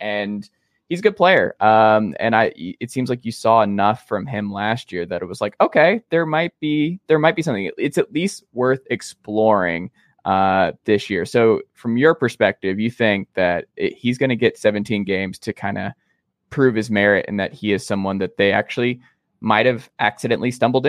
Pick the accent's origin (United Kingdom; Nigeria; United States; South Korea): United States; Atlanta, Georgia; I'm from Atlanta